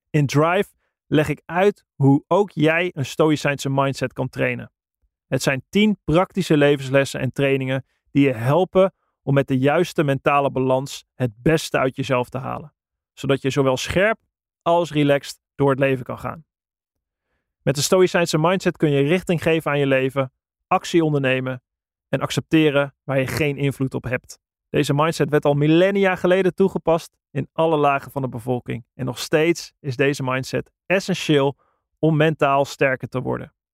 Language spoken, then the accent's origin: Dutch; Netherlands; normaal gesproken, hebben we kennen als Nederlanders, we gaan naar Oostenrijk voornamelijk.